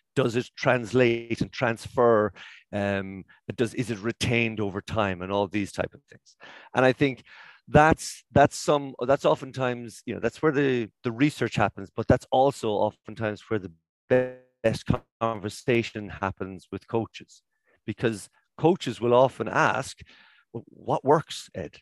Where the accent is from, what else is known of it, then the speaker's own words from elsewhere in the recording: Cork, Munster, Ireland; I'm from Cork